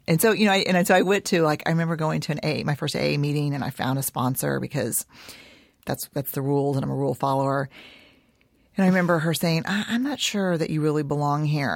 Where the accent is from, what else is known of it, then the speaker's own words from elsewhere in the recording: Houston, Texas, United States; also born or lived in San Antonio; I was born in San Antonio and, um, raised in Houston